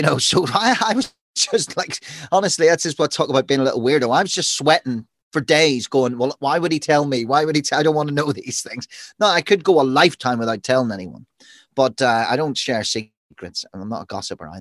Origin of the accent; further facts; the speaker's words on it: Belfast, Northern Ireland, United Kingdom; I'm the guy from East Belfast, and you can go, well, we know where you're from, and that whole area is loyalist and Protestant